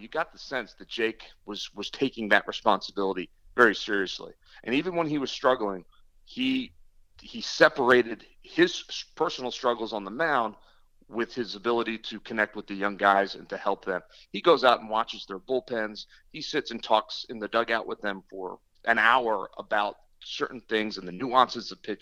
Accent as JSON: {"language": "English", "region": "New Jersey", "country": "United States", "tie": "born or raised there", "said": "I grew up a kid in South Jersey"}